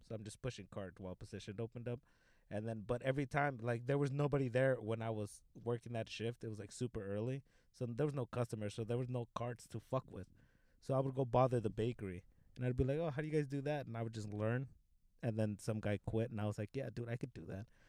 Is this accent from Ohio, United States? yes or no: no; Los Angeles, California, United States; I grew up in the '90s in uh, South Central by 60th and Compton. That's where I grew up